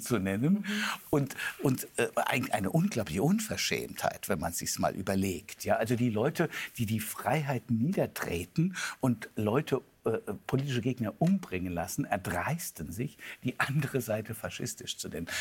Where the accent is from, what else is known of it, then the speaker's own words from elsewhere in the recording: Germany; als, als, als, als Deutscher